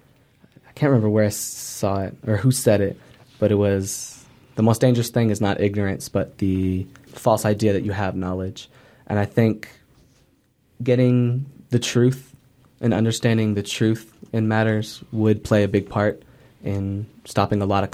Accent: Illinois, United States; also born or lived in Colorado; now in Albuquerque, United States; I was born in the Chicago area, and I grew up in several places in Illinois

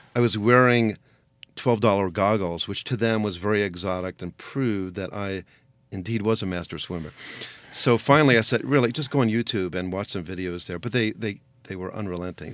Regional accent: United States; I'm an American Jew

